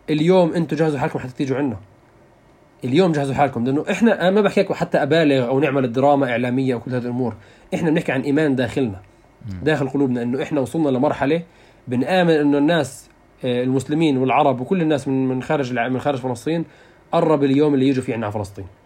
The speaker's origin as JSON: {"language": "Arabic", "region": "Jerusalem", "country": "Palestine", "said": "وكنت انا من القدس"}